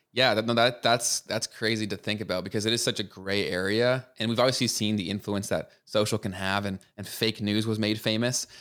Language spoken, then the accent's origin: English; Canada; as a Canadian